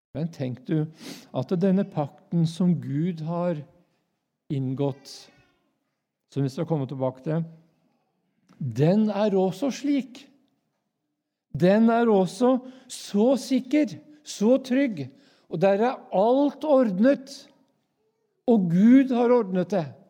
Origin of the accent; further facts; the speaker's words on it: Norway; jeg er jo nordmann